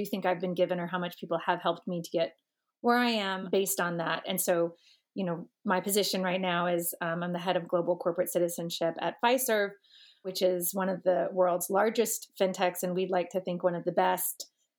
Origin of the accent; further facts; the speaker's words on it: Georgia, United States; So as a Georgia fan, Georgia, and went to the University of Georgia on the Hope Scholarship